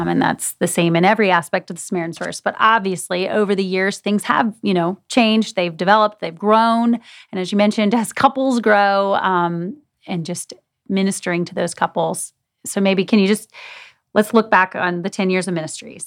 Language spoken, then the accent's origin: English; United States; We are grateful to be Americans